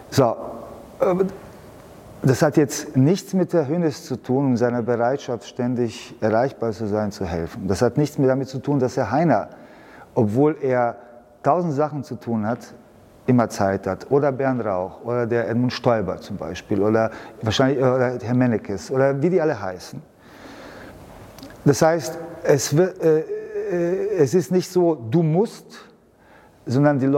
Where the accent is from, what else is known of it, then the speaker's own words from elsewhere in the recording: Munich, Bavaria, Germany; born there; Ja, ich bin ja in München geboren, ich kenne mich aus.